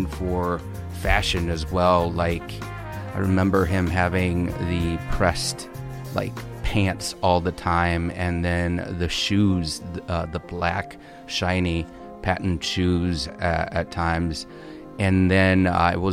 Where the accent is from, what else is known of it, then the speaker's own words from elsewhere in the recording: Holland, Michigan, United States; moved away as an adult; also born or lived in Texas / Los Angeles; I'm originally from Michigan. I was born in Texas, lived there for a couple years, but then most of my childhood and adolescence was spent in Michigan